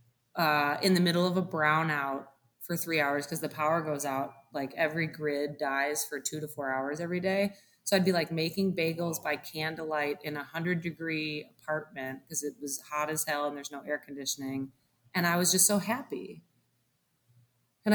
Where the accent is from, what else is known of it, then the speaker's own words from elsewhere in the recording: Detroit, Michigan, United States; moved away as an adult; also born or lived in Dominican Republic; now in Milwaukee, United States; I'm from Detroit originally, but was in the Dominican.